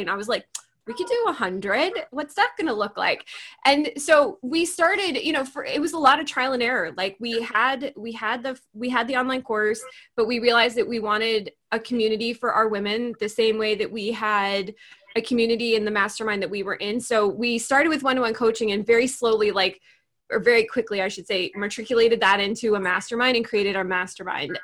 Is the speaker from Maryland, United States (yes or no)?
no; New York, United States; I'm a New Yorker.